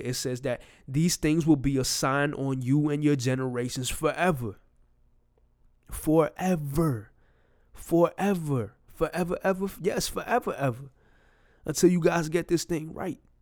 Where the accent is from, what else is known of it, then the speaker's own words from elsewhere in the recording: New York, United States; I'm from New York